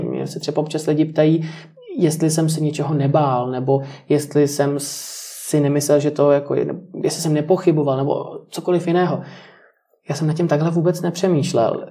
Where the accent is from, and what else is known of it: Czechia